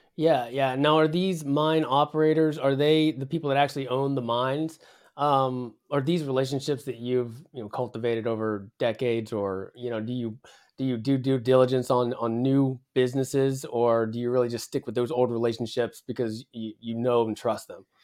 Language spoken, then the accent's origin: English; West Virginia, United States; I'm from West Virginia, so we're used to mining coal